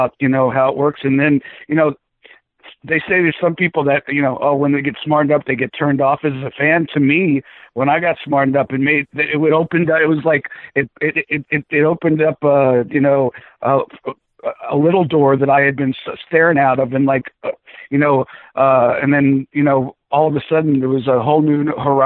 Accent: South Florida, United States; also born or lived in Bronx, New York / Atlanta; I was born in the Bronx and moved to South Florida when I was six

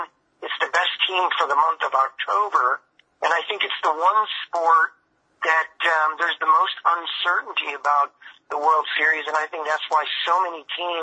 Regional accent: Chicago, Illinois, United States; moved away; I got a chance to work in my hometown for the White Sox.

